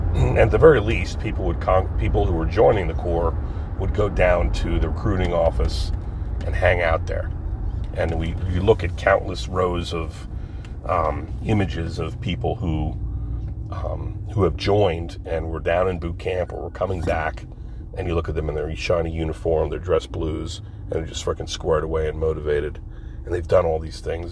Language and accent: English; Pine Barrens, New Jersey, United States; me growing up in the Pine Barrens in New Jersey